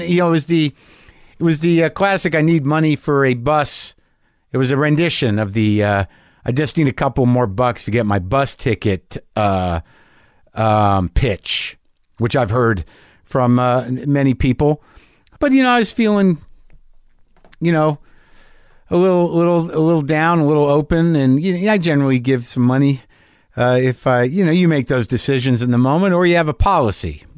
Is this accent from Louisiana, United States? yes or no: no; New Mexico, United States; I grew up in New Mexico